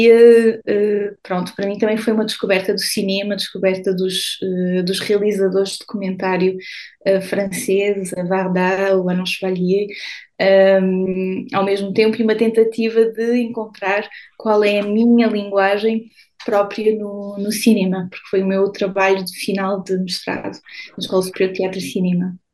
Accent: Douro, Norte, Portugal; como eu sou do Douro

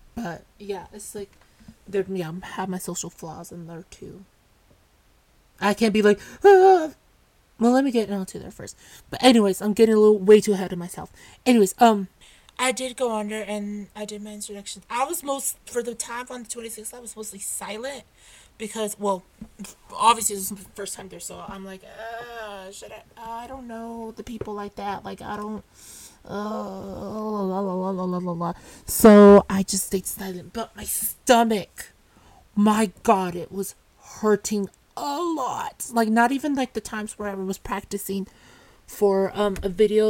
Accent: California, United States; I'm from the U.S. And I'm from California.

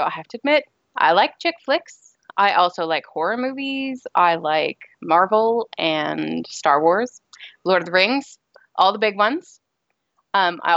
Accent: Canada; I'm actually Canadian

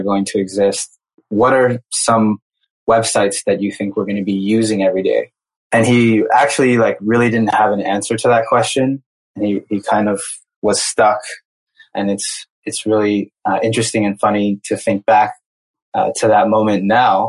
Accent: United States; moved away as an adult; also born or lived in Brazil; I grew up in the United States

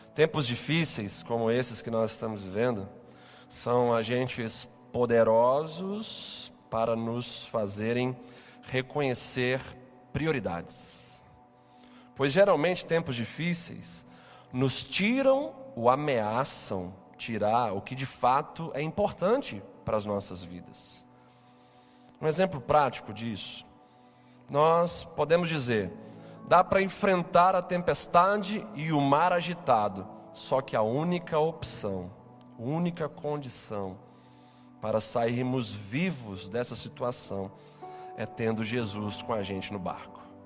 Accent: Capixabas, Espírito Santo, Brazil; enquanto capixabas enquanto cidadãos dessa cidade

